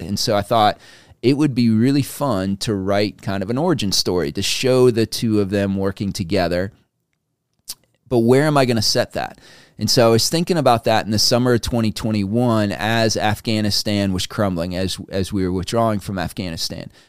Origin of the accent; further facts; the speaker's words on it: United States; we, as an American people